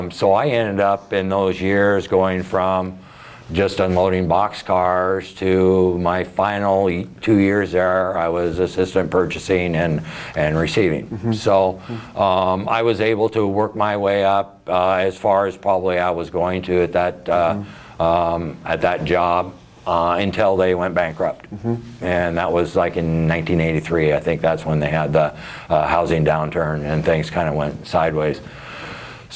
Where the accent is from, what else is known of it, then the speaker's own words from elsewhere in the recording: McMinnville, Oregon, United States; I was born and raised in McMinnville